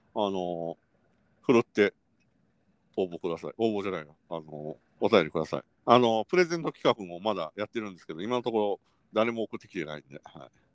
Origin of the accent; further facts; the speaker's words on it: Kansai, Japan; moved away as an adult; now in Tokyo, Japan; 我々関西出身者